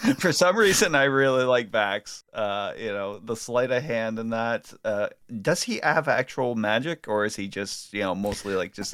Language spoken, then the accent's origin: English; Ireland; an Irish person in that with a, with an ailing mother right now